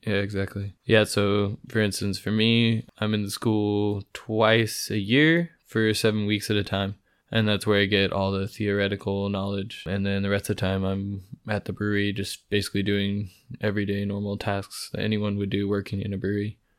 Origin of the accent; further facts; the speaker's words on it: California, United States; moved away as an adult; now in Freiburg, Germany; I am from California.